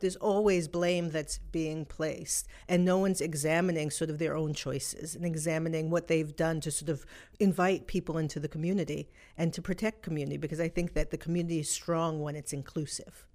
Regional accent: New York City, New York, United States; I grew up in New York City

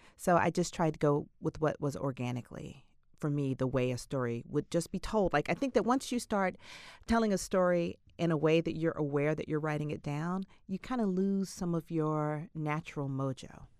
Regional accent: Atlanta, Georgia, United States; I was brought up in Atlanta.

